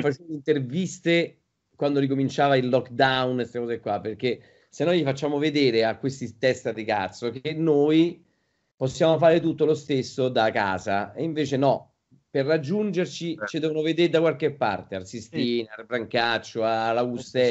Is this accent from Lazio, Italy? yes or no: yes; Rome, Lazio, Italy; io ah. sono romano